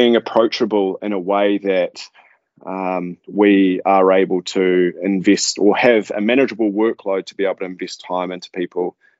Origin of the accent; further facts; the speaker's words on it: Manawatū-Whanganui, New Zealand; As a family, we grew up sort of all over the show. We're farmers, so mum and dad were farmers.